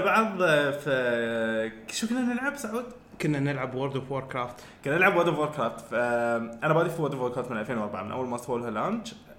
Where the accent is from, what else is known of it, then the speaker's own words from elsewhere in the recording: Al Ain, Abu Dhabi, United Arab Emirates; عندنا المول في في العين